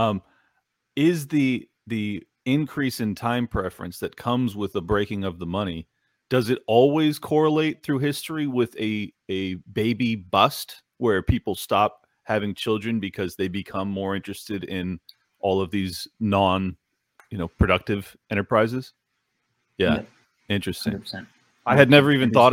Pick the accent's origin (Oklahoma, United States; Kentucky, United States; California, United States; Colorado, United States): California, United States; I grew up in California